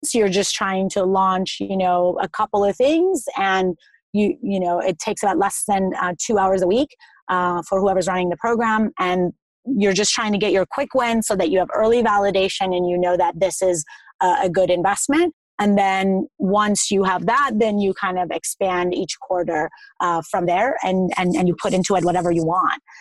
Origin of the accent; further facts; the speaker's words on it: Iran; I'm from Iran, so I eat a lot of meat, the lamb in particular.